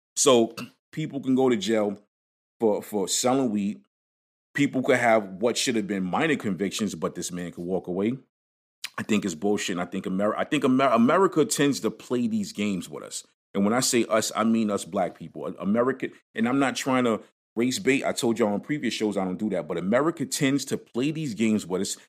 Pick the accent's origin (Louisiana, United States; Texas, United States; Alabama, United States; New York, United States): New York, United States; New York City; growing up in Brooklyn